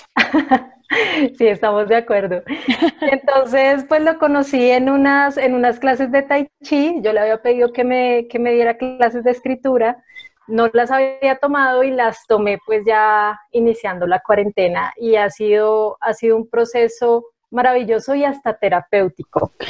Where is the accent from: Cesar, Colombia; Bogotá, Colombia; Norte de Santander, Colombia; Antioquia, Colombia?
Bogotá, Colombia; soy bogotana, eh, casi toda mi vida he vivido acá